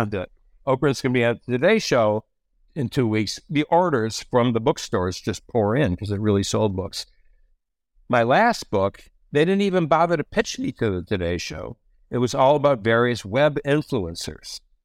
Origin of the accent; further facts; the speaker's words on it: Detroit, Michigan, United States; moved away as an adult; also born or lived in New England; I'm from Detroit